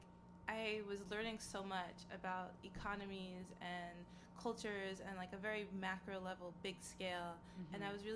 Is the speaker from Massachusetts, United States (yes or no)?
no; California, United States; moved away as an adult; also born or lived in Boston / Ghana; I grew up in California